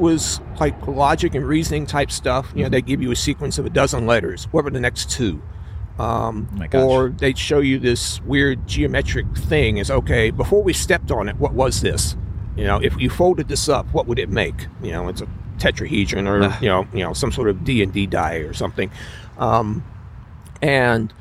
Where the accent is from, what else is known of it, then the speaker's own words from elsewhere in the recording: Houston, Texas, United States; moved away; I'm from Houston originally. Still have family there. A great place to be from.